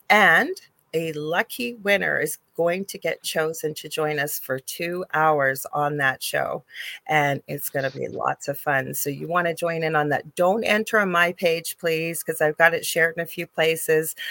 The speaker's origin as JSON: {"language": "English", "country": "Canada", "said": "I am a Canadian spiritual psychic medium"}